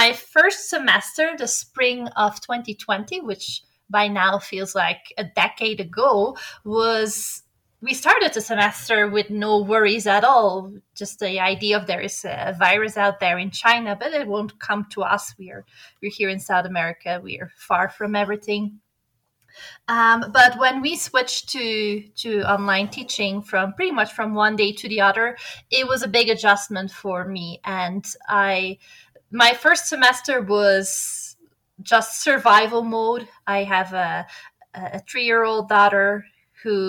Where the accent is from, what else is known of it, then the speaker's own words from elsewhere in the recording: Belgium; moved away as an adult; also born or lived in Atlanta, United States / Netherlands; now in Quito, Ecuador; I'm originally from Belgium